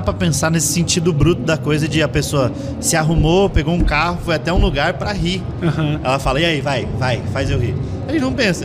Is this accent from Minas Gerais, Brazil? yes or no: no; Curitiba, Paraná, Brazil; eu sou curitibano